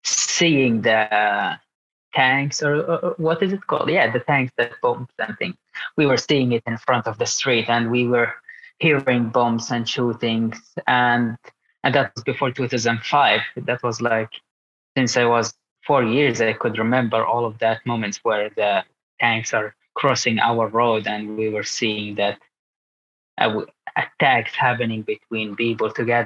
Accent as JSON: {"language": "English", "town": "Gaza", "region": "Gaza Strip", "country": "Palestine", "second_language": "English", "moved": "as an adult", "lives_now": "Sweden", "said": "I'm 26 years old. I'm from Gaza, Palestine, and I do parkour. I live at the moment in Sweden because, I moved to Sweden 6 years ago"}